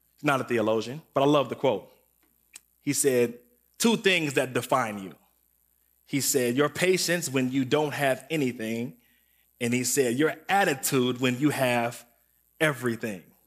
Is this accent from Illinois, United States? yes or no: yes; Waukegan, Illinois, United States; I was from Waukegan, and I went to a sc, uh, elementary school called Glenwood.